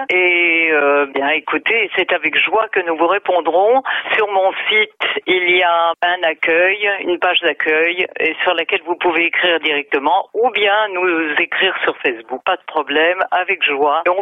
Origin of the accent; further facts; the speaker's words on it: Toulouse, Occitania, France; je suis née occitane, je suis née à Toulouse.